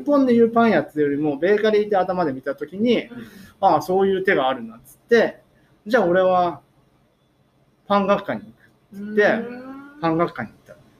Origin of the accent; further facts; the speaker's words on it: Kakunodate, Akita, Japan; also born or lived in Tokyo / Kanagawa; 生まれはね東京、うんうん、で育ちは神奈川、うん、小学校2年生まで神奈川なんですよ。で祖父の祖父の家が秋田にあって、うんうん、まあ父の田舎が角館、うん、っていうことで。知事が起業するにあたって、あの、角館に、小学校2年生の時に、初めて来ました